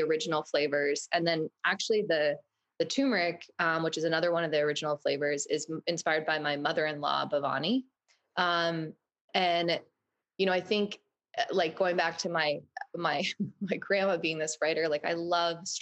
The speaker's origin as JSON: {"language": "English", "region": "Maine", "country": "United States", "tie": "born or raised there", "said": "I'm a Mainer. I grew up in Maine"}